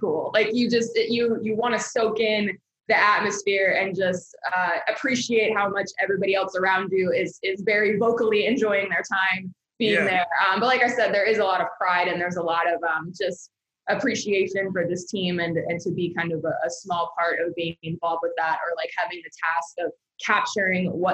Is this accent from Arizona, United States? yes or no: yes; Phoenix, Arizona, United States; I am, you know, born and raised in Phoenix